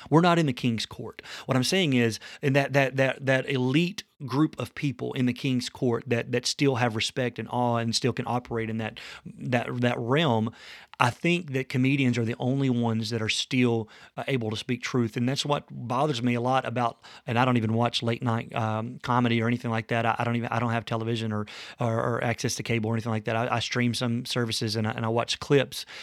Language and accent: English; the South, United States; as a young man coming from the South